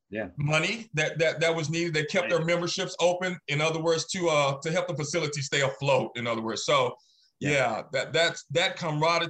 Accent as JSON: {"language": "English", "town": "Dallas", "region": "Texas", "country": "United States", "said": "I'm from Dallas"}